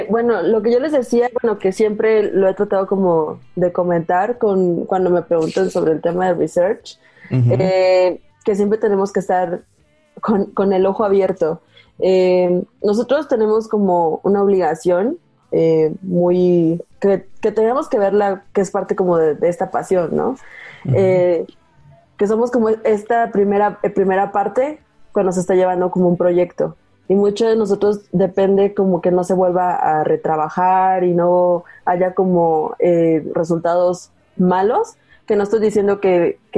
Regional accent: Veracruz, Mexico; now in Mexico City, Mexico; yo soy originaria de Veracruz, allá exactamente estudié

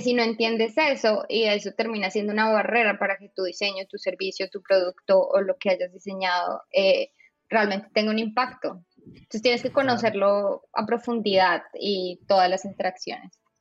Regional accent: Colombia; moved away as an adult; also born or lived in Bogotá / Netherlands; now in Austin, United States; soy colombiana, como ya eh, escuchan en mi acento

